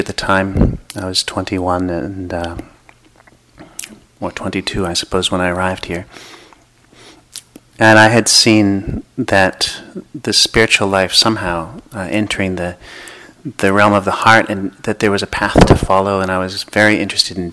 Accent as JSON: {"language": "English", "town": "Boston", "region": "Massachusetts", "country": "United States", "moved": "yes", "said": "I'm originally from the Boston area"}